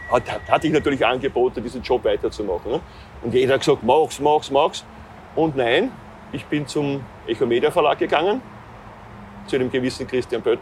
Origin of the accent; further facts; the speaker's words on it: Austria; meiner Heimat Österreich.